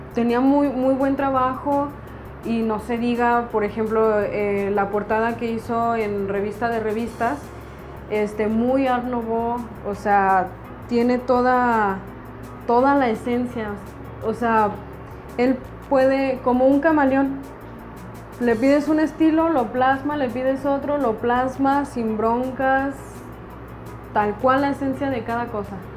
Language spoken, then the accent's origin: Spanish; Mexico City, Mexico; yo soy de Ciudad de México